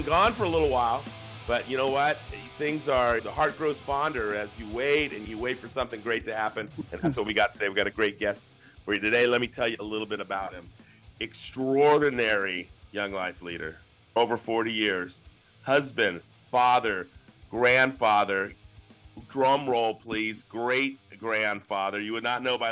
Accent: San Jose, California, United States; I grew up in San Jose.

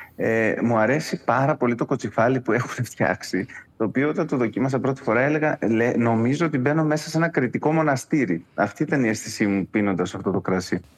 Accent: Crete, Greece; moved away as an adult; also born or lived in Kissamos; ε από την Κρήτη έφυγα πολύ μεγάλος. Δηλαδή, μέχρι και τα 28 μου δεν είχα ε, ταξιδέψει

